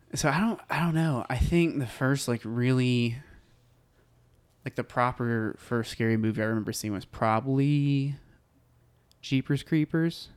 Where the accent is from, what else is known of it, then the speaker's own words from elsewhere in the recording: Bonham, Texas, United States; I grew up in a tiny town called Bonham, Texas.